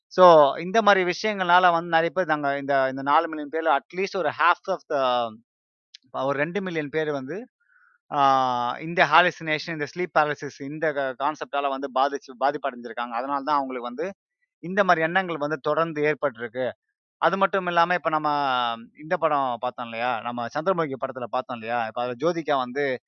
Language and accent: Tamil; India; moved away; நான் இந்தியாவில் பிறந்தேன்